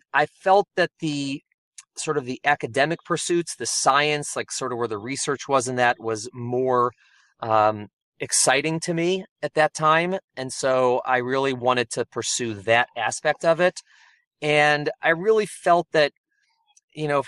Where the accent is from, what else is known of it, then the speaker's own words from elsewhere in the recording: Chicago, Illinois, United States; moved away as an adult; also born or lived in New York; now in New Jersey, United States; I'm originally from Chicago, and I came out to New York for undergraduate for college.